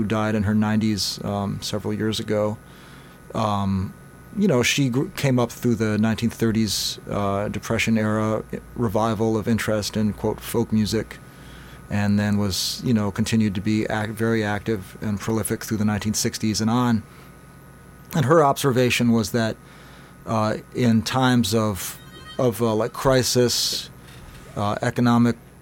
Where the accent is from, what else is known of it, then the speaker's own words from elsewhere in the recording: New York City, New York, United States; I'm from, you know, New York City originally. I'm from Greenwich Village. I grew up there